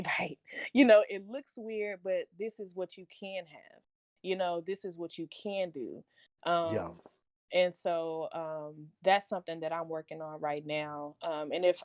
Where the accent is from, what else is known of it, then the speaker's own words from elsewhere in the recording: Dallas, Texas, United States; I'm from Pleasant Grove. Pleasant Grove doesn't have any